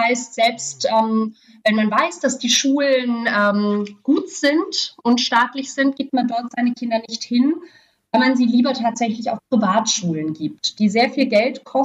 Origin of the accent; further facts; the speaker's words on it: Berlin, Germany; Auch für mich jetzt als äh, Berlinerin total normal, Secondhand-Klamotten zu kaufen